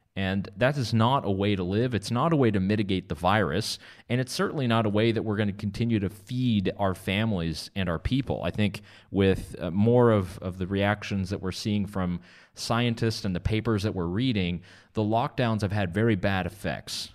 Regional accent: Canada; now in North Carolina, United States; Canada, my home country

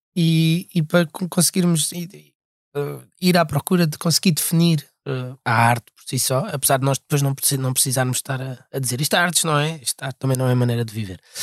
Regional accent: Portugal; accent: European Portuguese

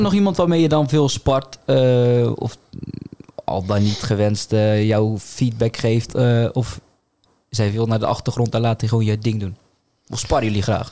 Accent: Zeeland, Netherlands; wij als Zeeuwen.

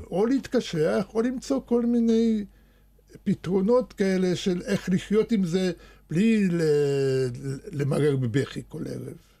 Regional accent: Netanya, Central District, Israel; Hebrew is a second language; also born or lived in Soviet Russia / Wiesbaden, Germany / Moscow; כשהייתי ילד בשכונה בנתניה, אני הייתי הילד היחידי שהיה לו כדורגל אמיתי

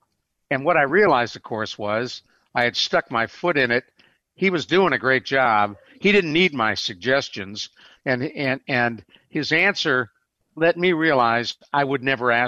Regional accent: Cleveland, Ohio, United States; now in San Antonio, United States; Years ago, I was living in San Antonio, still live in San Antonio, my brother living where I grew up in Cleveland

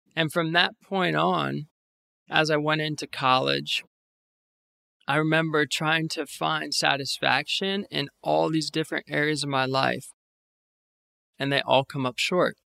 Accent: Northern Virginia, United States; moved away as an adult; now in New York City, United States; I was born and raised in Northern Virginia, about forty minutes west of Washington, D C. I grew up in the same house my whole life

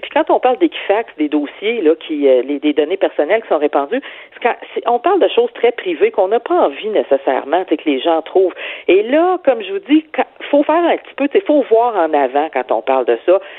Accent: Quebec City, Quebec, Canada; moved away; je viens de Québec, là, place Sainte-Foy

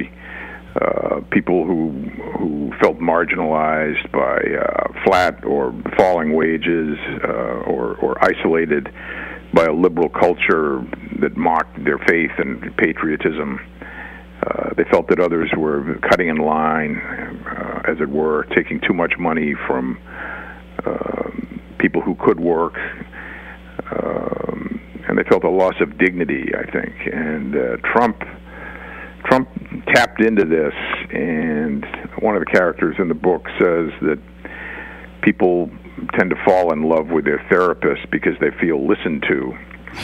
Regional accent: Boston, Massachusetts, United States; I'm from Boston and Massachusetts, a blue state

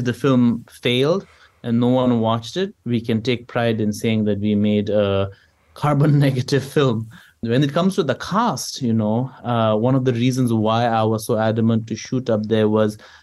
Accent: Bhutan; whenever I tell people I'm from Bhutan

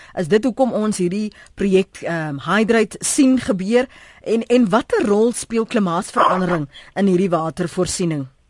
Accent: South Africa; As Suid-Afrikaners

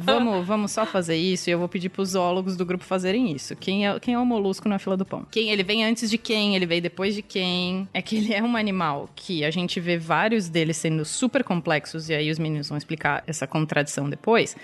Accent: São Paulo, Brazil; somos de São Paulo

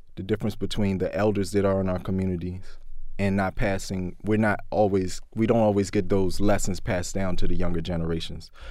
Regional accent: Baltimore, Maryland, United States; growing up in West Baltimore, um, growing up in Baltimore in general

